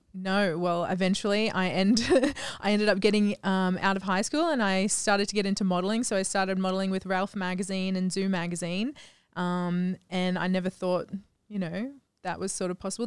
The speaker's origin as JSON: {"language": "English", "town": "Gladstone", "region": "Queensland", "country": "Australia", "tie": "born or raised there", "also_born_or_lived": "Cairns, Australia / United States", "moved": "as an adult", "lives_now": "Phuket, Thailand", "said": "I originated in Gladstone, Central Queensland."}